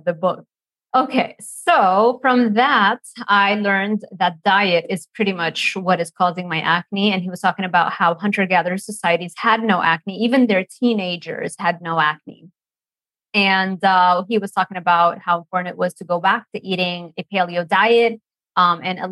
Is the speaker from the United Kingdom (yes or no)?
no; Lebanon; moved away as an adult; also born or lived in Miami, United States; now in United States; I grew up in Lebanon, by the way. So I've moved and became an American like in 2012